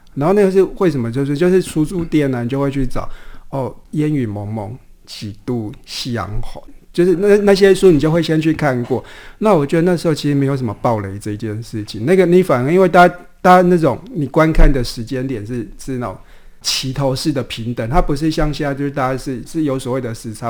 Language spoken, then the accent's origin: Chinese; southern Taiwan, Taiwan; 在南部长大嘛，那种邻里关系，其实是比较亲密